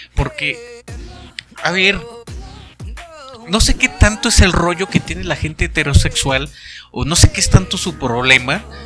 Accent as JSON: {"language": "Spanish", "region": "Baja California", "country": "Mexico", "said": "soy de Baja California, soy baja California"}